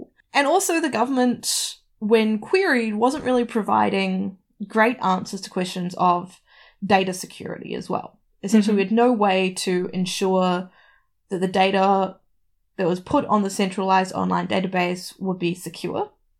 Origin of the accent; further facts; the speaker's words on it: Tauranga, Bay of Plenty, New Zealand; moved away; I think, all my health records from growing up in New Zealand, like, physically.